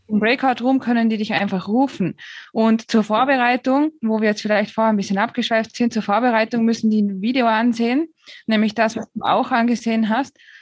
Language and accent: German; Austria; also born or lived in Switzerland; now in Spain; Ich bin eigentlich gebürtige Österreicherin, habe dann acht Jahre in der Schweiz gelebt